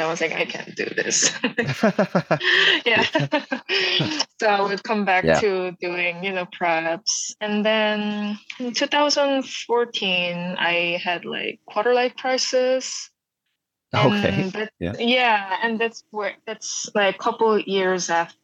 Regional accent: South Korea; moved away as an adult; now in United States; I grew up in South Korea, like countryside of Korea, and moved to the States in 2012, right after the college

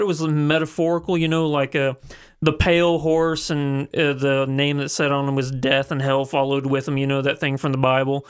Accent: the Ozarks, United States; people I grew up with in the Ozarks

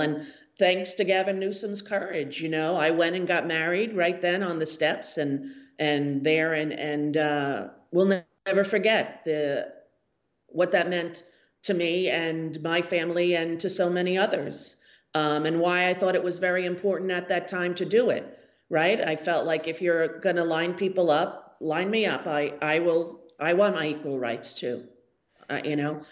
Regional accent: United States; we're American people

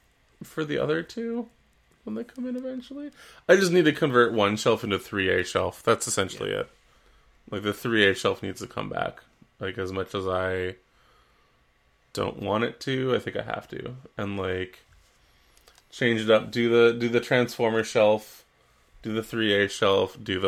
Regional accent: Canada; But we are Canadian.

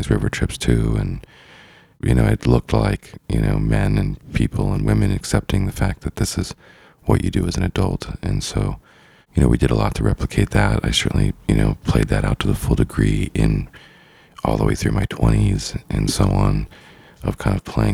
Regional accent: Idaho, United States; growing up in Idaho, you know, in the Northwest

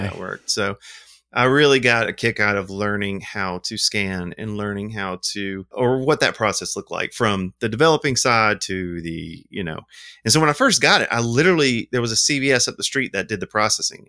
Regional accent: Montgomery, Alabama, United States; I'm from Montgomery, Alabama, and I own a film lab called Indie Film Lab

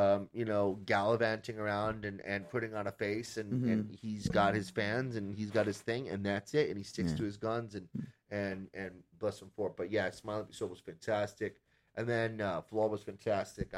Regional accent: United States; where I grew up in Washington

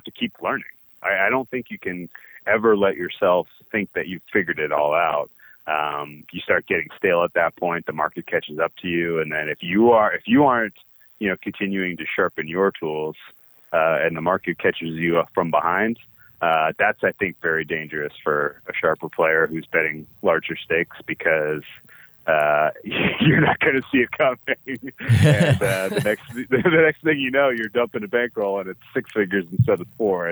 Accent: Boston, Massachusetts, United States; I grew up in the Boston area.

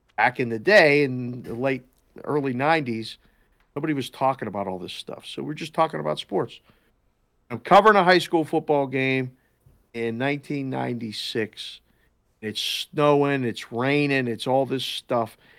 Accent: Pittsburgh, Pennsylvania, United States; moved away as an adult; now in Las Vegas, United States; I was born and raised in Pittsburgh

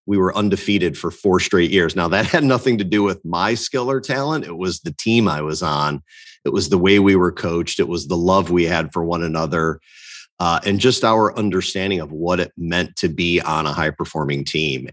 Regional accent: Northwest Indiana, United States; born and raised in Northwest Indiana, about a half hour south of Chicago.

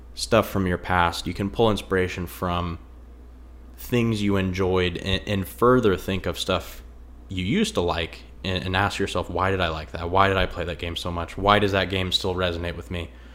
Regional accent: a half hour outside of Indianapolis, United States; I'm from out in the country somewhat. I'm about a half hour outside of Indianapolis, and I didn't really see a lot of architecture growing up

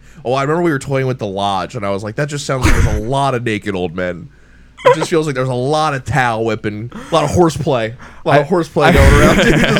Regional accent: Cherry Hill, New Jersey, United States; When I tell other people, I just like throw the Hail Mary of like, have you ever heard of Cherry Hill?

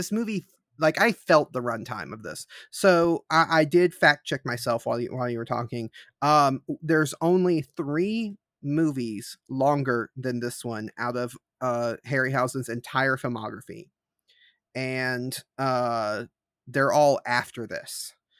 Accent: the South, United States; accent: southern; boat is one of those words that my southern accent comes out more in.

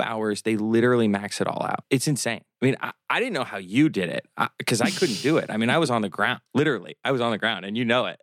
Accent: Omaha, Nebraska, United States; also born or lived in Miami

